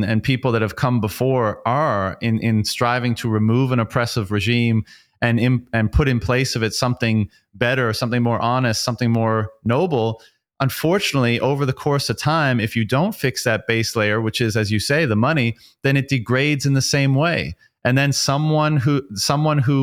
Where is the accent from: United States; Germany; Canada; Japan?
Canada; I grew up in Canada